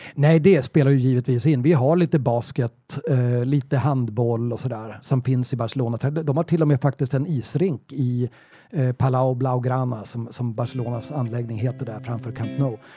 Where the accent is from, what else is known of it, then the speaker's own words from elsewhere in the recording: Sweden; som svensk